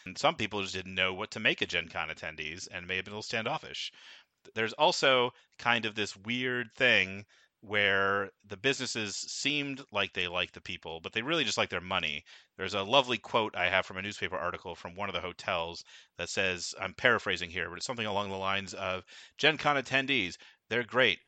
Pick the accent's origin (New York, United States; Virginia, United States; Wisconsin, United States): Wisconsin, United States; suburb of Milwaukee; moved away as an adult; also born or lived in Philadelphia; being the lucky child I was who lived in a suburb of Milwaukee